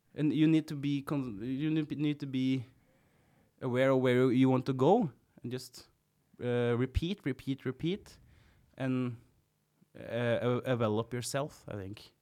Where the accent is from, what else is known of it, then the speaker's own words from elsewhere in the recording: Kongsberg, Buskerud, Norway; English is a second language; I'm from Kongsberg and th, that's the place where you play jazz